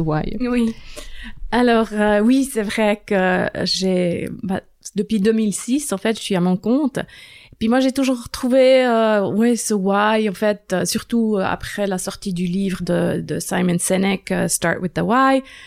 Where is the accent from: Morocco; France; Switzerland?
Switzerland; Bern; French is a second language; moved away as an adult; now in Lausanne, Switzerland; je suis née à Berne, grandi à Berne